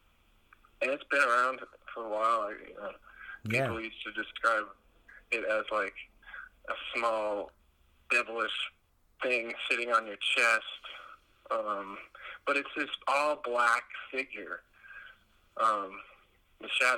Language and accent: English; the South, Southeast United States, United States; I'm from the South, so the South of America, Southeast.